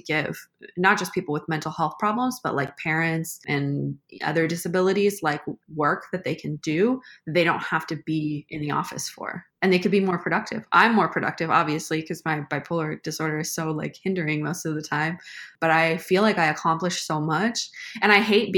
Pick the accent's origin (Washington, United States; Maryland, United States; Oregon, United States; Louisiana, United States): Washington, United States; Seattle; also born or lived in St. Louis area; now in St. Louis, United States; I'm from Seattle